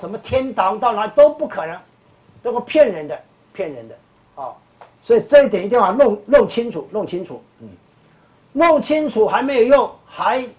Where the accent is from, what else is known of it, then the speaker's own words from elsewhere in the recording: China; 啊，所以我们中国人用的很好，叫心猿意马嘛，对不对？